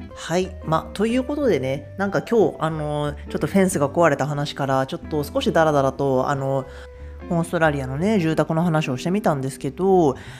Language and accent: Japanese; Japan; moved away as an adult; now in Perth, Australia; 日本で育った